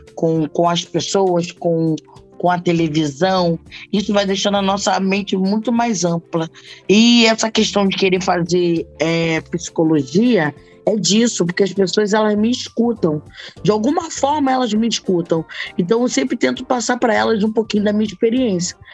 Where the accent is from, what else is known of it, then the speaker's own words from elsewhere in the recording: Rio de Janeiro, Brazil; Eu moro em Bangu. Não, eu sou de cria de Bangu